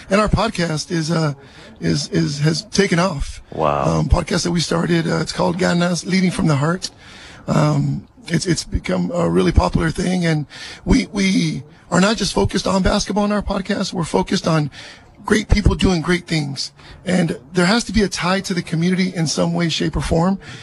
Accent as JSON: {"language": "English", "town": "Salinas", "region": "California", "country": "United States", "tie": "born or raised there", "also_born_or_lived": "East Los Angeles, California", "said": "I was born in East LA, but raised here in East Salinas"}